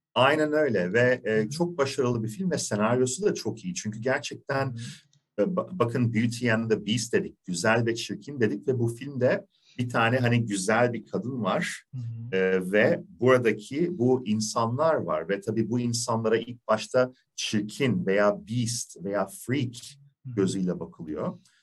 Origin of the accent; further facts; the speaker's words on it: İzmir, Turkey; Ben İzmirliyim